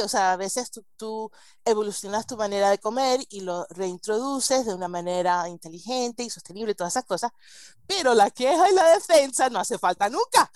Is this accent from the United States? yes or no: yes; United States; Spanish is a second language; yo crecí en Estados Unidos y hablo español gracias a mi abuela española y a las telenovelas